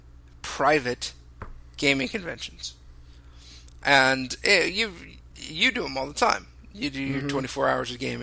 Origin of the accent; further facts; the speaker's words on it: Southern California, United States; I'm from Southern California